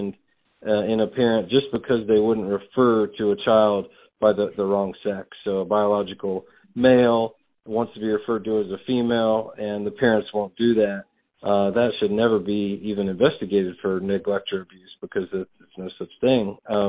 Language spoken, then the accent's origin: English; Indiana, United States; I was born and raised here in Indiana, a Hoosier by birth, and grandparents farmed, and just, you know, long history of family here in the state, in the Hoosier state.